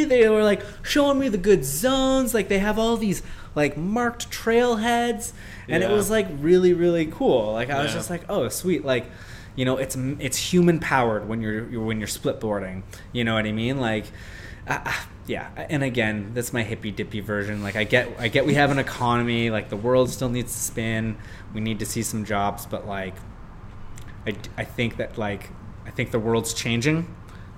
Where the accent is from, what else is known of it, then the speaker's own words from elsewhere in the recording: Canada; as Canadian, like I said, like, we have nine months of winter